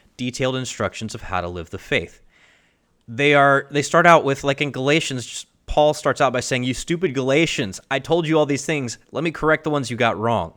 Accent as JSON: {"language": "English", "region": "Kentucky", "country": "United States", "tie": "born or raised there", "said": "my home state"}